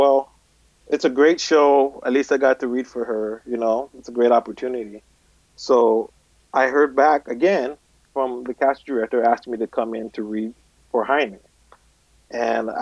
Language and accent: English; Inglewood, California, United States; also born or lived in Torrance, California; I grew up in Inglewood